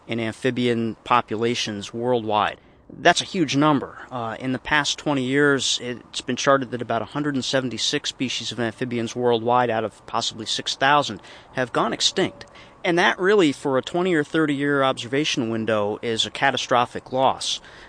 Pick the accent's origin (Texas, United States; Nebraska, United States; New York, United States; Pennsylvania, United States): New York, United States; Circleville; also born or lived in Sullivan County, New York; when I was a child growing up in Circleville in Orange County